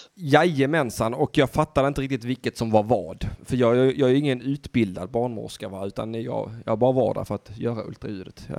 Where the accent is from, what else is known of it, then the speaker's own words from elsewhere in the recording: Södra Sandby, Skåne, Sweden; jag är från södra Sandby